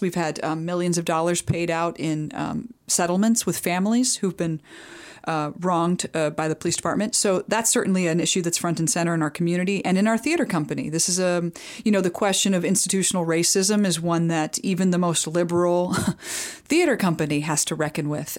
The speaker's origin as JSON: {"language": "English", "region": "Midwest", "country": "United States", "tie": "born or raised there", "said": "when I was growing up in the Midwest"}